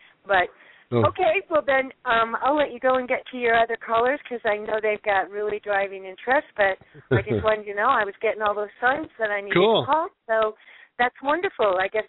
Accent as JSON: {"language": "English", "town": "Miami", "region": "Florida", "country": "United States", "tie": "born or raised there", "said": "I was born in Miami, and I've lived everywhere"}